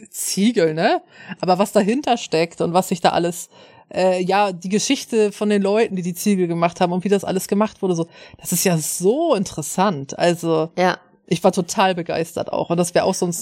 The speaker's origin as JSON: {"language": "German", "region": "Schleswig-Holstein", "country": "Germany"}